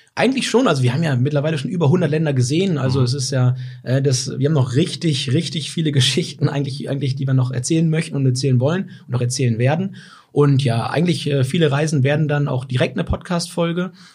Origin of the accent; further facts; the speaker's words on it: Weserbergland, Lower Saxony, Germany; moved away; komme ich äh, ganz ursprünglich aus dem Weserbergland, von einem äh, ehemals kleinen Bauernhof und bin halt viel mit Tieren aufgewachsen in der Natur